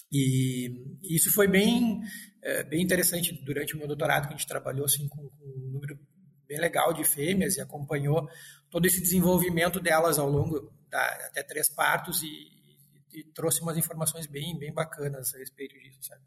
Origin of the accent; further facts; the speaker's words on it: Frederico Westphalen, Rio Grande do Sul, Brazil; moved away as an adult; vinha do interior e pensava em voltar para o interior, trabalhar com coisas próximas. E a, a minha cidade, eu sou de Frederico Westphalen